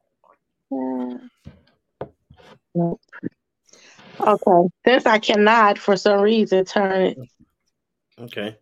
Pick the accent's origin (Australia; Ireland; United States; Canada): United States; Chicago, Illinois; I'm from Chicago, Augel Gardens, Block 17.